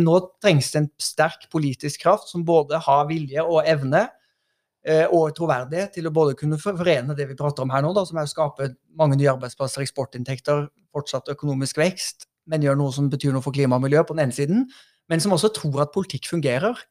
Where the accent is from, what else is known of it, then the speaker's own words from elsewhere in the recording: Oslo, Norway; also born or lived in Haugesund; jeg er jo fra Haugesund, og så er jeg øh, eh, vokst opp i Oslo